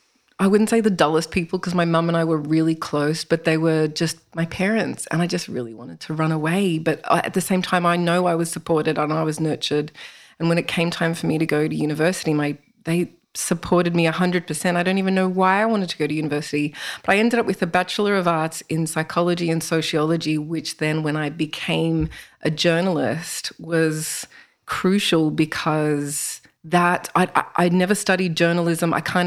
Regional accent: Toronto, Ontario, Canada; born there; So I was born in Canada, in Toronto, and we moved around a lot

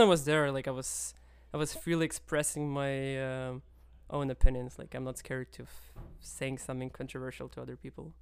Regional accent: Kyiv, Ukraine; moved away; I'm from Kiev, which is one of the oldest Slavic cities

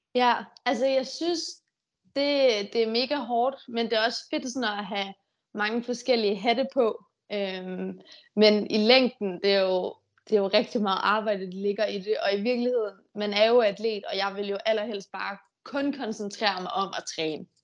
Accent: Denmark; hjemme i Danmark

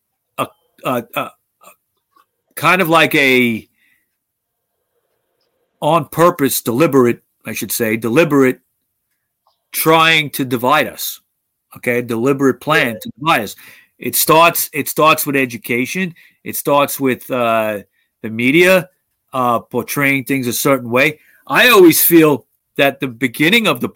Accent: United States

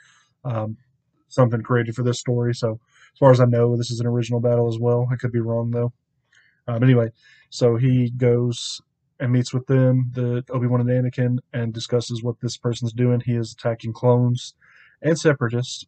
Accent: the South, United States; I am from the South

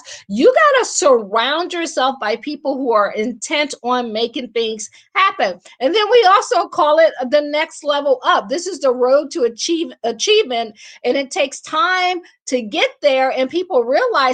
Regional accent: Akron, Ohio, United States; moved away as an adult; also born or lived in Washington, D.C. / Baltimore / Boston / Pittsburgh; I am from Akron. I always say I grew up shy, sheltered, and in church basically 6 days a week

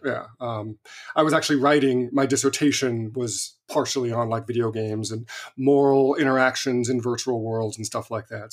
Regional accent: Visalia, California, United States; moved away; I grew up in Visalia

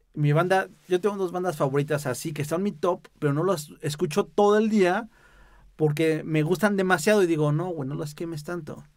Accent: Mexico City, Mexico; soy chilango

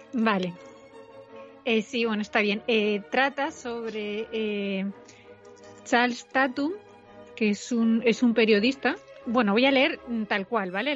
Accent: Castellón, Valencian Community, Spain; la gente eh, de Castellón no es de Valencia

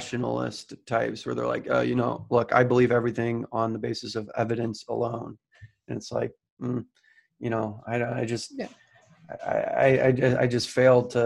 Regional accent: St. Louis, Missouri, United States; I grew up in St. Louis, Missouri

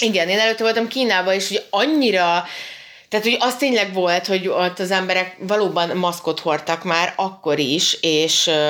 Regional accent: Hungary

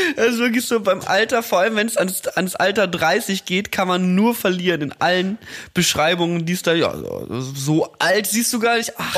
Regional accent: Mettmann, North Rhine-Westphalia, Germany; moved away; am Mettmanner Boden in meiner Heimatstadt

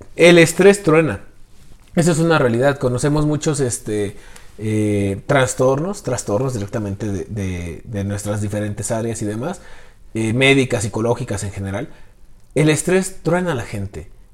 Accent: Mexico; realmente soy mexicano

